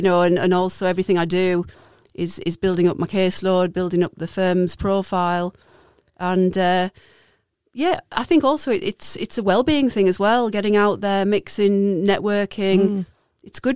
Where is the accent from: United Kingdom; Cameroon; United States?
United Kingdom; Darlington, North East England; moved away as an adult; also born or lived in Peterborough; back to my roots and my hometown of Darlington